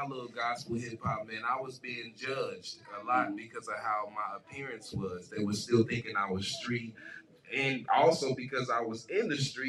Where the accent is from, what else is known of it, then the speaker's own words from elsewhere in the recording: Kansas City, Missouri, United States; for those who don't know me, and I'm from Kansas City, Missouri.